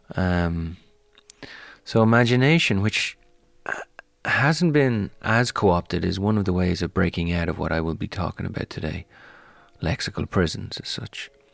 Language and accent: English; Ireland; now in United States; I'm Irish and I'm American